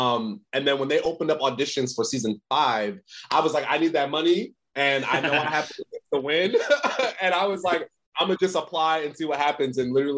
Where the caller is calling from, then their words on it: Los Angeles, California, United States; Yeah, I'm in the States. I'm in LA.